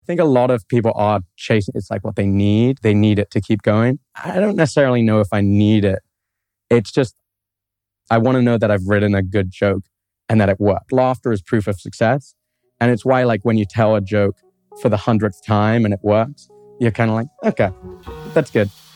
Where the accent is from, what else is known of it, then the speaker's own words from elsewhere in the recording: London, United Kingdom; moved away as an adult; now in Columbus, United States; I grew up in London, England. And I grew up there my whole life.